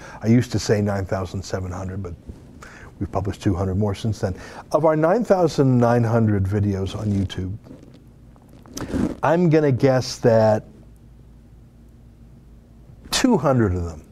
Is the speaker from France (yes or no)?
no; Canada; we're Canadian